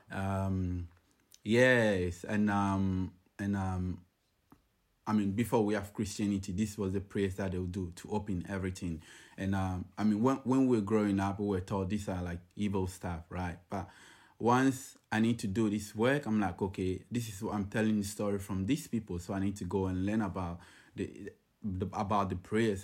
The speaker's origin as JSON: {"language": "English", "country": "Ghana", "moved": "as an adult", "lives_now": "Sydney, Australia", "said": "I'm, uh, originally from Ghana, I've been in Sydney, uh, for over ten years now"}